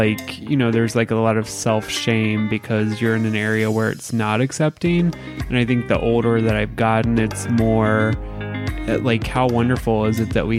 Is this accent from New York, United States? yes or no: no; Southern Indiana, United States; growing up in Southern Indiana and kind of, you know, an area where it's maybe not so accepting